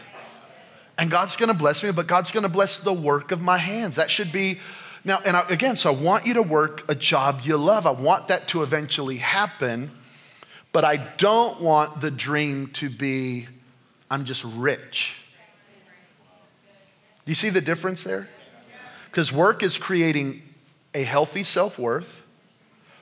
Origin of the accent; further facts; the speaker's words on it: New Mexico, United States; I'm from New Mexico